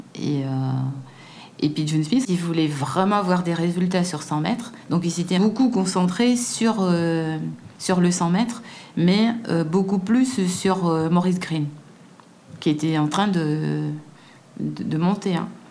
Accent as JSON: {"language": "French", "country": "Guadeloupe", "moved": "yes", "said": "je suis noire et que je viens de Guadeloupe, quoi. Enfin, je viens d'un tout petit endroit"}